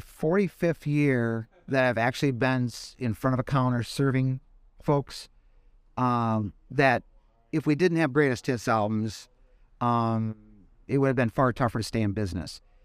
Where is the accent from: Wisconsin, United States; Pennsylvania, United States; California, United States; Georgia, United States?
Wisconsin, United States; Madison; moved away as an adult; now in Fort Wayne, United States; I am from Madison, Wisconsin